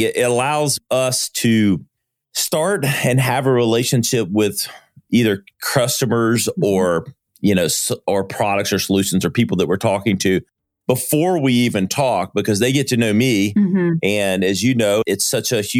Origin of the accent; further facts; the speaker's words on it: Greenville, South Carolina, United States; I am from Greenville, South Carolina, which is part of the upstate.